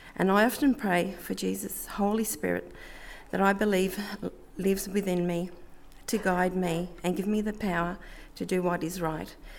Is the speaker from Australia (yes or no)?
yes; Melbourne, Victoria, Australia; I grew up in Melbourne in a loving Catholic family